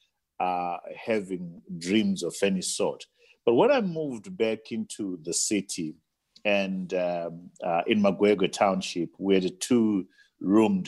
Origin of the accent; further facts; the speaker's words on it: Bulawayo, Zimbabwe; I was born in Bulawayo, Pilo Hospital, in 1962, and my mother was a domestic worker, my father was a domestic worker, and it was a tough upbringing